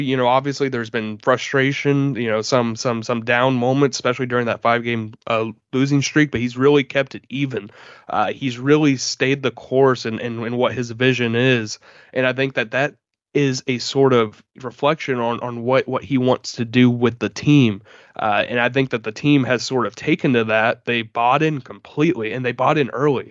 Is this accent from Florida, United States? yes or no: yes; Jacksonville, Florida, United States; growing up in Jacksonville